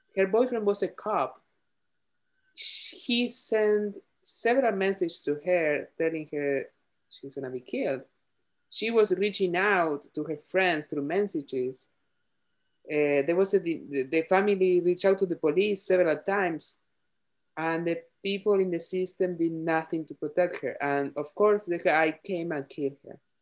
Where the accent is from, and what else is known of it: Argentina; born or raised there; English is a second language; moved away as an adult; now in United States